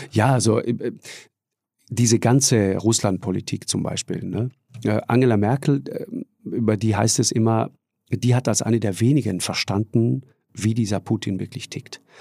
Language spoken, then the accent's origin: German; Tyrol, Austria; bei uns in Tirol wird auch immer sofort geduzt